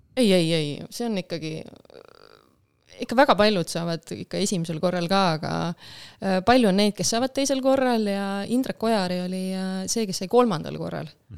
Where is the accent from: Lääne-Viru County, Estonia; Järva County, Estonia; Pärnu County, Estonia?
Lääne-Viru County, Estonia; Rakvere; ma olen pärit Lääne-Virumaalt ja ma käisin Rakvere